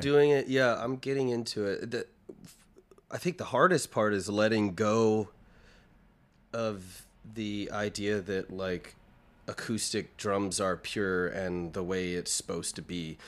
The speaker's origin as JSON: {"language": "English", "town": "Clayton", "region": "North Carolina", "country": "United States", "tie": "born or raised there", "said": "I'm from a small town outside of Raleigh, uh, North Carolina called Clayton"}